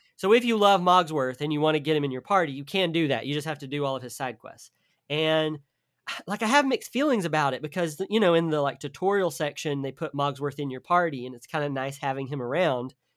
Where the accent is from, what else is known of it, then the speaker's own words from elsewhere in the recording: the South, United States; I'm from the South, so they are, like, asking me about, like, Southern terms